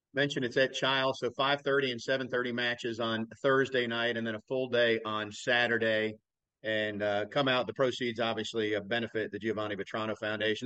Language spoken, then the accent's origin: English; South Florida, United States; I grew up in South Florida